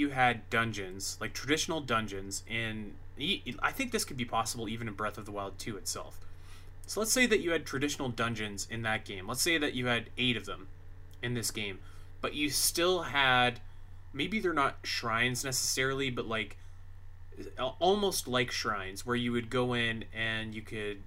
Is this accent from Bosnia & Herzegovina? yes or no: no; Canada; I'm Canadian